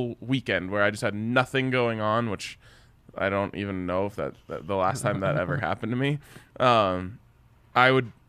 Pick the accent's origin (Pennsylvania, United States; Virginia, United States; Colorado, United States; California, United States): Colorado, United States; Boulder; my hometown, but Boulder's food scene's pretty weak.